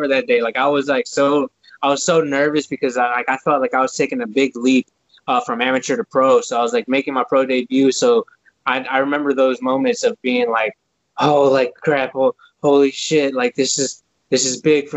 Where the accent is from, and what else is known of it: Houston, Texas, United States; born or raised there